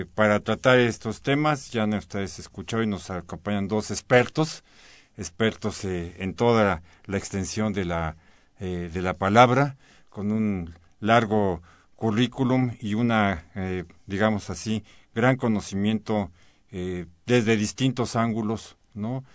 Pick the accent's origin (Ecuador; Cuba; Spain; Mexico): Mexico; cada día somos más mexicanos